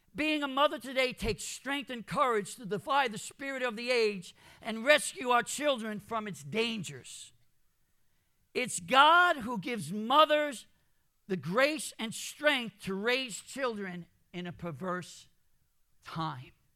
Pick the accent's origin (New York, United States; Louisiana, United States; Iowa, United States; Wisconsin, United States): New York, United States; New York City; also born or lived in Jamaica, Queens, New York; I grew up in Brooklyn. I, um, I was born in Jamaica, Queens.